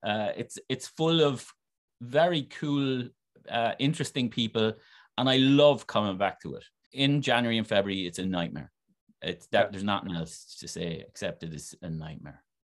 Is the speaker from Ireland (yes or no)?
yes; Wexford, Leinster, Ireland; accent: Wexford; now in United States; I'm essentially an American with a with a Wexford accent